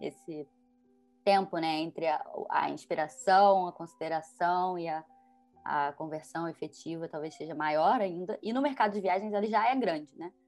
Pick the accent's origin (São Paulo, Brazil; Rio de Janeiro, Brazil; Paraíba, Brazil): Rio de Janeiro, Brazil; eu, por exemplo, sou carioca, apaixonada pelo Rio